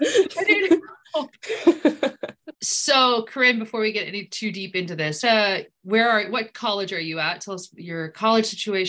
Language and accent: English; Tennessee, United States; moved away as an adult; also born or lived in Ithaca, New York; I grew up in Tennessee and I went to school in Ithaca, New York.